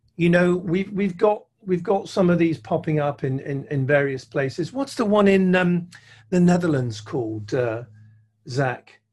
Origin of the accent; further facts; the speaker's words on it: United Kingdom; I'm a Brit